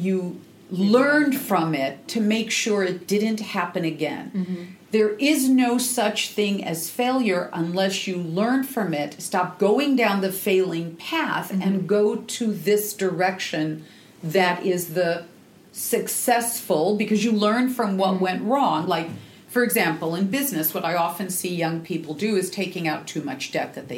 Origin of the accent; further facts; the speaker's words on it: Seattle, Washington, United States; I'm from the Northwest in Seattle